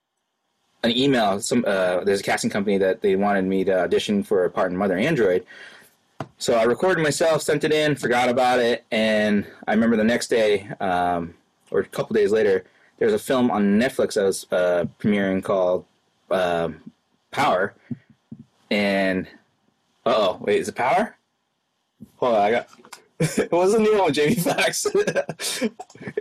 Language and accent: English; Worcester, Massachusetts, United States; I actually got to work in Worcester. That's my hometown for the show.